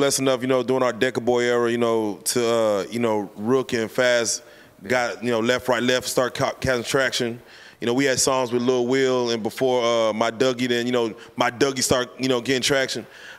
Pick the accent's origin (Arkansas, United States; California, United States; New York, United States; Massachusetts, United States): Arkansas, United States; Little Rock; now in Dallas, United States; Yeah, I'm from Little Rock. My family's from Little Rock. They came to Dallas to find a better life for themselves.